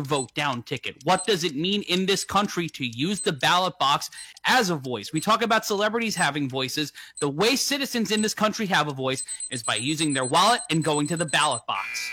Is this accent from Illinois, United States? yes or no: no; New York City, New York, United States; I grew up in New York City